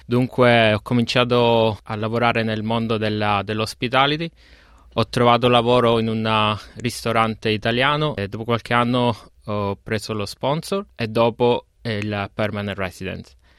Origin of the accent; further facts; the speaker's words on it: Giammoro, Sicily, Italy; moved away as an adult; now in Melbourne, Australia; vengo da Giammoro eh, un, paesino, un, paesino, in Sicilia